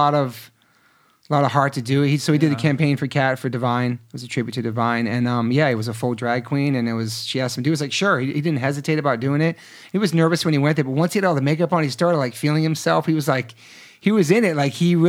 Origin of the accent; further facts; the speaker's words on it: East Coast, United States; now in Los Angeles, United States; I was from the East.